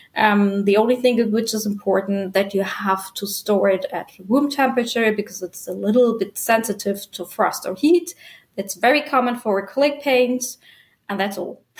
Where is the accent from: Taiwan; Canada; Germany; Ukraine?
Germany; also born or lived in Cape Ann, Massachusetts, United States; I was born in Germany and raised there